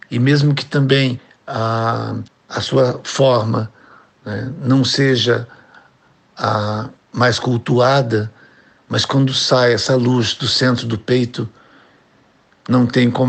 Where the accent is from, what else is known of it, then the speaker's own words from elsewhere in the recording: Itapeva, São Paulo, Brazil; also born or lived in Rio de Janeiro / Angola; morei a minha vida inteira em São Paulo, também morei no Rio, em Angola, na África, mas eu sou essencialmente itapevense.